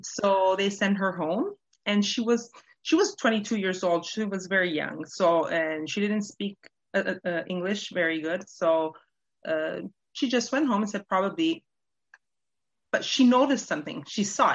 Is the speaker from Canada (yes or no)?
yes; Canada; also born or lived in Toronto; now in Italy; I was born in Canada